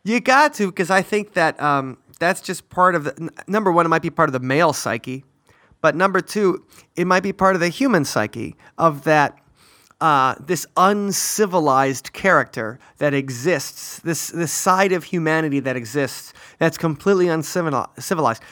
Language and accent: English; near Milwaukee, Wisconsin, United States; our German heritage when we grew up near Milwaukee